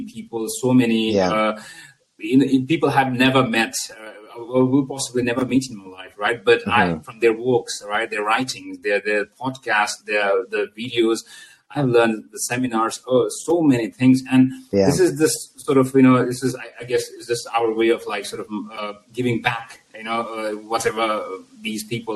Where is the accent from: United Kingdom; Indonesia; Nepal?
Nepal; moved away; originally I'm from Nepal.